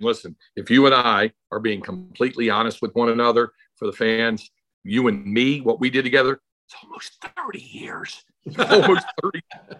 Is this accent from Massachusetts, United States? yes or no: no; North Carolina, United States; moved away as an adult; now in Texas, United States; I grew up in North Carolina, but when I came out to Texas at age 18, I saw how different it was here.